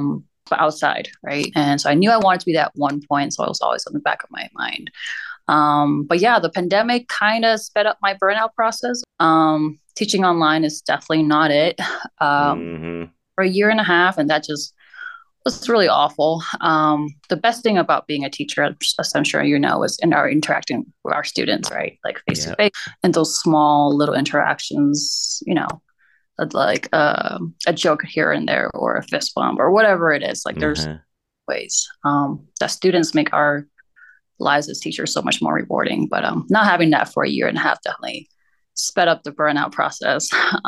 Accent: California, United States; also born or lived in Hong Kong; I was born in Pasadena, in California.

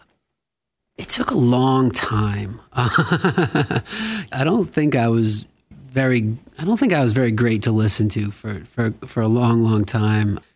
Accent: Westport, Massachusetts, United States; I grew up in Westport, Massachusetts, and it felt like a small town back then

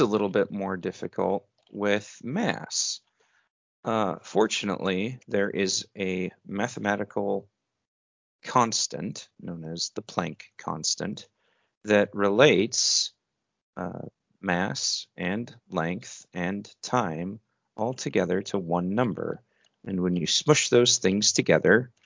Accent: United States

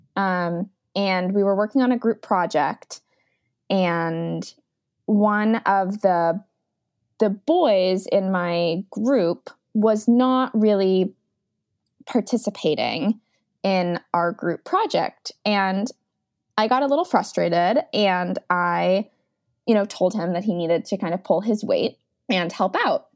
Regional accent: Beaverton, Oregon, United States; now in New York City, United States; I am living in New York City, but I'm originally from Beaverton, Oregon

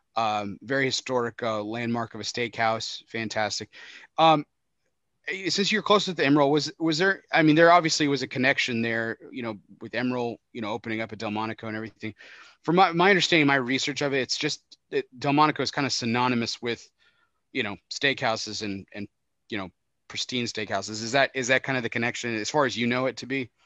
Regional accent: Texas, United States; I'm from Texas, the home of beef

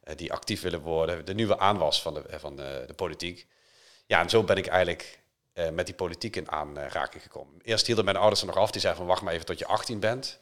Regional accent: Limburg, Netherlands; moved away; ik ben voorzitter van het Limburgs Museum, de provincie waar ik oorspronkelijk vandaan kom.

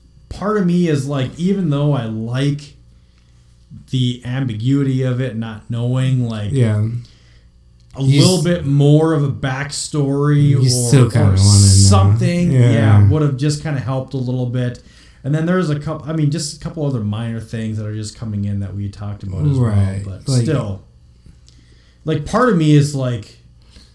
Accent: Virginia, Minnesota, United States; moved away as an adult; also born or lived in Bemidji, Minnesota; now in Des Moines, United States; My hometown is Virginia

